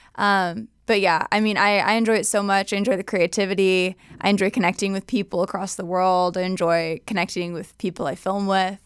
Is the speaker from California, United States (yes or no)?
yes; Southern California, United States; SoCal raised